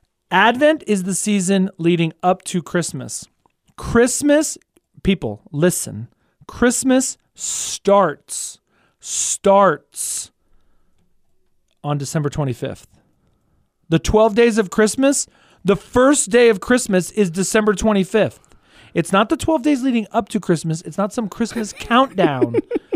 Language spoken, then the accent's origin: English; Kingwood, Texas, United States; So we have one right by the house where I grew up in Kingwood, Texas. Shout out to the Wood.